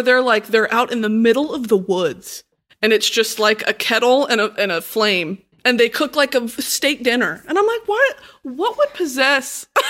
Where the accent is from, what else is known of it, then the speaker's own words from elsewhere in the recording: Texas, United States; now in Los Angeles, United States; Hell no. I moved from Texas.